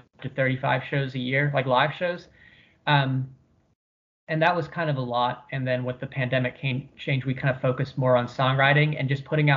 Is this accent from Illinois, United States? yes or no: no; Weirton, West Virginia, United States; Johnny and I, we grew up in Weirton, West Virginia with Tony Marino.